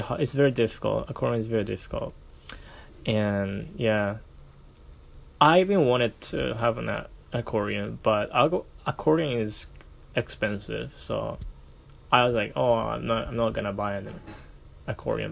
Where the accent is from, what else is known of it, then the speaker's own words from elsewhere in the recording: Kumamoto, Japan; first language Japanese; English is a second language; all my family are from Kumamoto